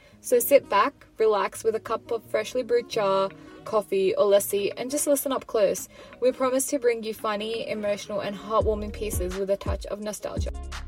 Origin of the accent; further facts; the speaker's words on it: Sydney, New South Wales, Australia; I'm 21, and I'm studying business at uni. So a little bit about me, I was born and brought up in Australia as well, and my dad first migrated from Punjab back in the 80s